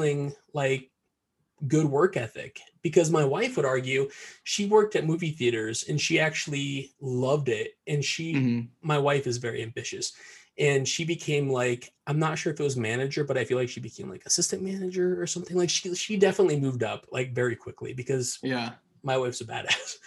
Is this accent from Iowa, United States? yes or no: yes; Cedar Rapids, Iowa, United States; I'm from Iowa. I was born and raised in Cedar Rapids, Iowa